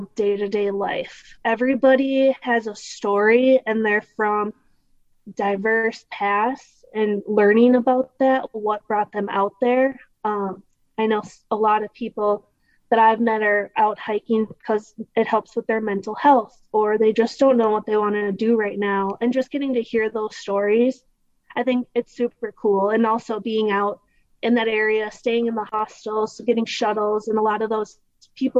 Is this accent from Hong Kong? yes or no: no; Minnesota, United States; I am from Minnesota. I live right outside the Twin Cities.